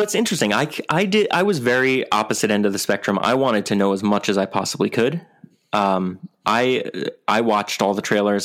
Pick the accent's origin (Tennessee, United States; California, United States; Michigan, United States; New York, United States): New York, United States; I'm from New York.